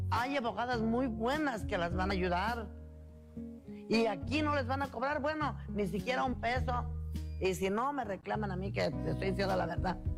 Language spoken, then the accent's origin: Spanish; Zurumbeneo, Michoacán, Mexico; soy de Surumbeneo, municipio de Charo. Tengo cuatro hijos y, doce nietos. Yo tengo 52 años de casada